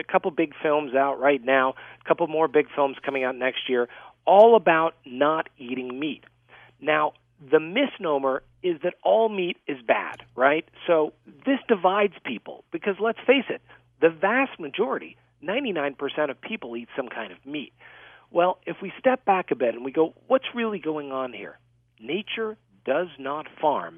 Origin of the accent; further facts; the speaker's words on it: Louisiana, United States; I grew up in Louisiana